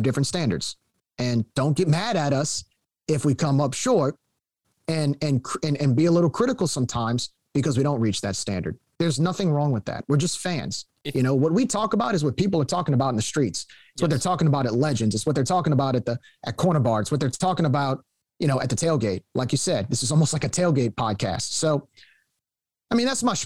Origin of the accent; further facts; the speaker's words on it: Cajun, Louisiana, United States; our actual Cajun culture